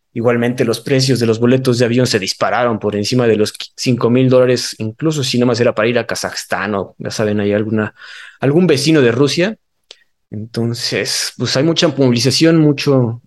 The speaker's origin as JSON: {"language": "Spanish", "country": "Mexico", "said": "si son mexicanos tenemos que tramitar nuestra cartilla"}